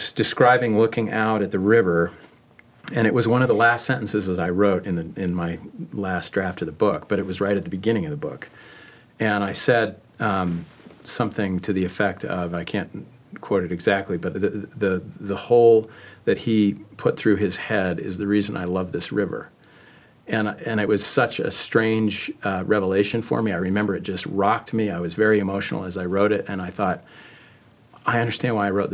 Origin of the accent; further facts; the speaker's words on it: Connecticut, United States; also born or lived in Salt Lake City, Utah; I was raised in Connecticut, even if I left Salt Lake City as a young boy